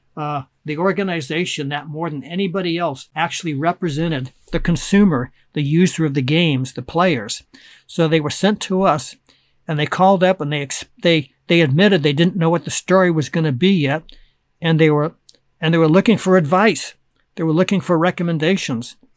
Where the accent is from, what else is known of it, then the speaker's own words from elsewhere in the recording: Anaheim, California, United States; also born or lived in Oakland, California / Berkeley, California; my parents bought a house in Anaheim, California, and I grew up a couple miles from Disneyland